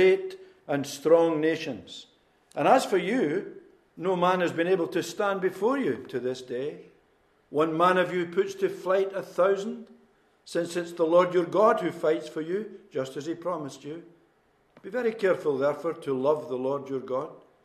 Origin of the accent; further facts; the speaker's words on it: Newtonhill, Scotland, United Kingdom; moved away as an adult; also born or lived in Inverness / Edinburgh / Midlands of England / Belfast; I was born in Newt Hill, born into a mining family. My father worked in Polkemmet Colliery for most of his life.